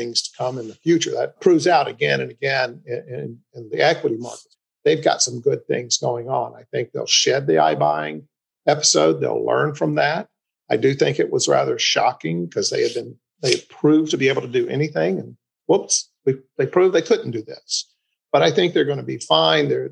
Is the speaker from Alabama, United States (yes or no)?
yes; Montgomery, Alabama, United States; My hometown, Montgomery, Alabama